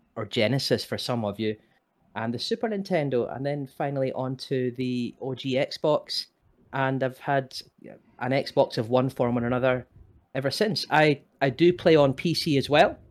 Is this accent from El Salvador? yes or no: no; Scotland, United Kingdom; moved away as an adult; also born or lived in England / Northern Ireland; I was born and bred in Scotland